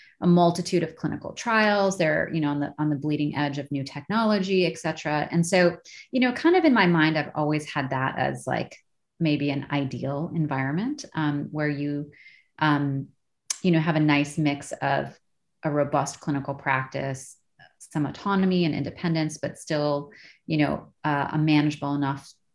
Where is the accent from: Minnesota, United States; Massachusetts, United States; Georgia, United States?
Minnesota, United States; moved away; I lived at home for a year because I'm from Minnesota.